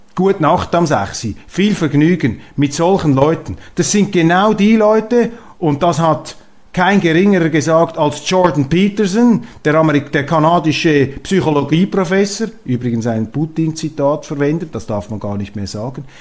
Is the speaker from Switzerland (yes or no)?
yes; Switzerland; als Schweizer